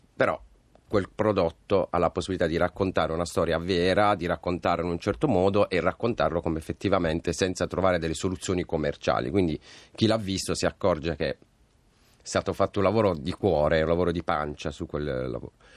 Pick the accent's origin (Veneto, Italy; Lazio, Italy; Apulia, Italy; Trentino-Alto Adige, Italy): Apulia, Italy; Bari; io sono di Bari